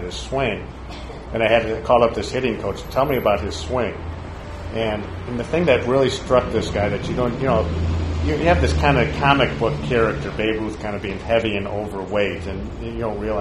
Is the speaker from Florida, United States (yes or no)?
no; Chicago, Illinois, United States; I'm from Chicago